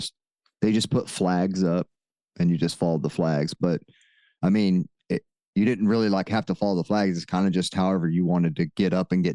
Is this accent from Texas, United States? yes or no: yes; Texas, United States; accent: Texas; my Texas accent